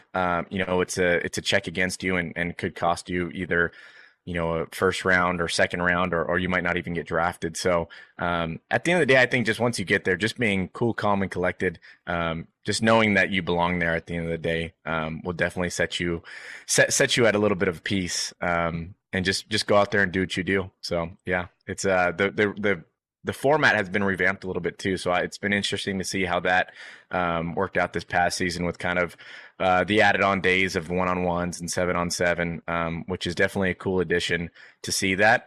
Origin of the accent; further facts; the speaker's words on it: Bakersfield, California, United States; moved away; I was born and raised in Bakersfield, California